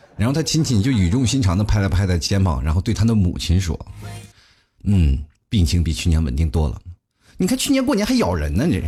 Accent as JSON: {"language": "Chinese", "country": "China", "said": "我们中国人"}